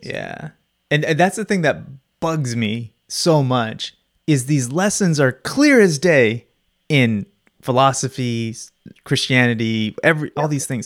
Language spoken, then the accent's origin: English; Phoenix, Arizona, United States; I've always grown up in Phoenix